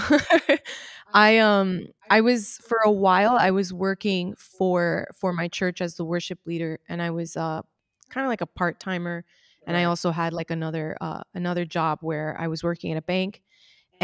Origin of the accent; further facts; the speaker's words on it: United States; Even though I was born in the United States